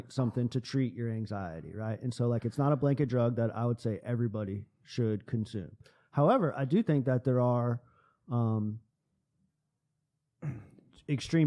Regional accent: United States; we as American citizens

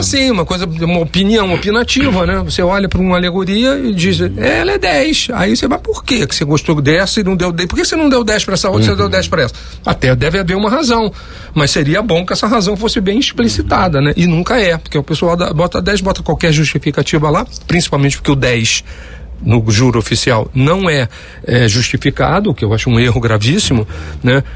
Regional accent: Rio de Janeiro, Brazil; brincar assim com a minha família nas ruas da Tijuca, que eu fui criado lá, no Andaraí

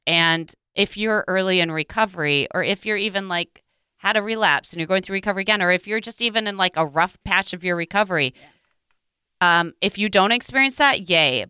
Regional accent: Midwest, United States; growing up in the Midwest

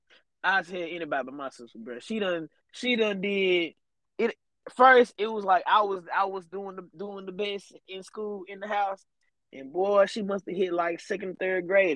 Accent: Michigan, United States; I'm a Michigan.

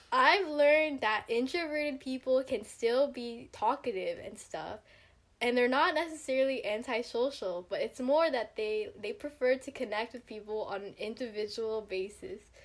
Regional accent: Stockton, California, United States; I'm from Stockton, California, and I go to San Jose State University

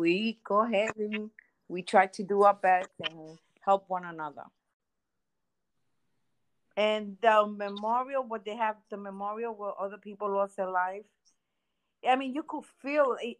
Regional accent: New York City, New York, United States; as a New Yorker, I'm very proud of being a New Yorker

